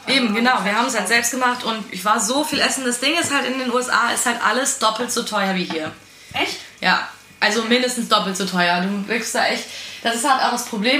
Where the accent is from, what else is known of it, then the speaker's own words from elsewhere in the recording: Eifel, Rhineland-Palatinate, Germany; also born or lived in Cologne; Also ich komme aus der Eifel. Ähm, aber meine Familie ist Rheinländer und Eifler zusammengemischt.